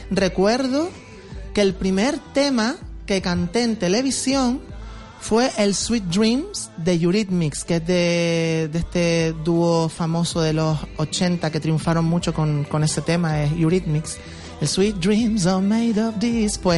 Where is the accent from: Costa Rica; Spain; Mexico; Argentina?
Spain; Canary Islands; yo soy de Guanarteme, tú lo sabes